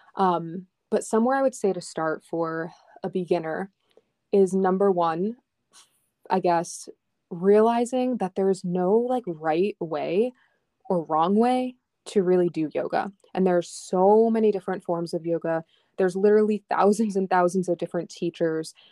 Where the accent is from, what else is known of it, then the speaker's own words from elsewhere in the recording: upstate New York, United States; also born or lived in Long Island, New York; we moved from Long Island to upstate New York, which is really just, like, three, four hours, but for a seven-year-old, that's a lot